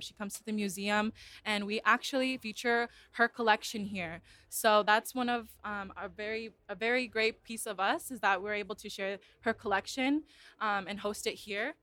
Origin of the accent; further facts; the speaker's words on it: Santa Barbara, California, United States; Santa Barbara Ortega Park, which is my hometown